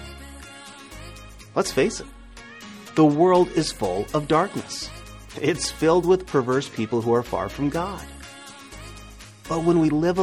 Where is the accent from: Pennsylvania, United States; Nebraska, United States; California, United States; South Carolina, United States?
Nebraska, United States; I'm from Nebraska